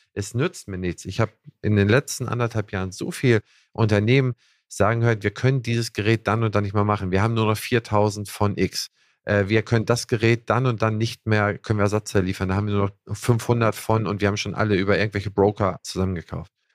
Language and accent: German; Schleswig-Holstein, Germany; ich als Holsteiner